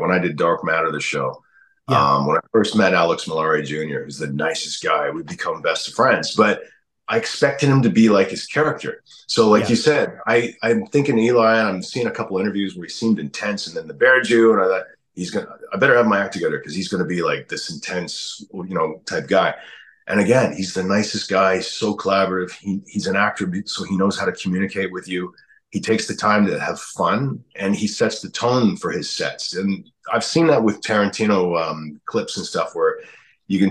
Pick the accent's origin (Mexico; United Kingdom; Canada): Canada; I'm Canadian